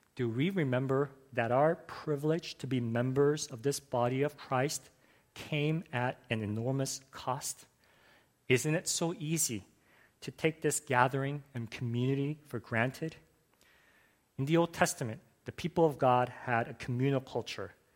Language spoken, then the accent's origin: English; Los Angeles, California, United States; I grew up in Los Angeles, and growing up as a boy in the US